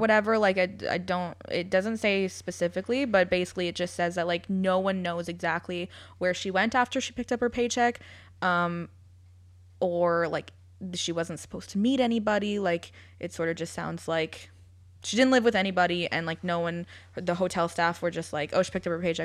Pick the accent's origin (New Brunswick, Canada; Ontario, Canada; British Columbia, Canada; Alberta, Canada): Ontario, Canada; London; also born or lived in United Kingdom; my hometown